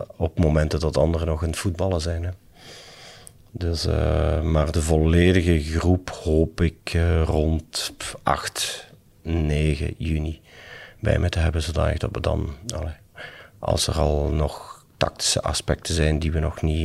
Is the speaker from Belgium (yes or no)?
yes; Limburg, Flanders, Belgium; als Limburger